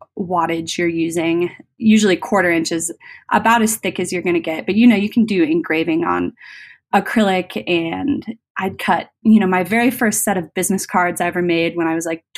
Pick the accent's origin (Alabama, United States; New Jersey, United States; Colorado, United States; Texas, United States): Colorado, United States; I'm from Colorado, and Epilogue's out of Golden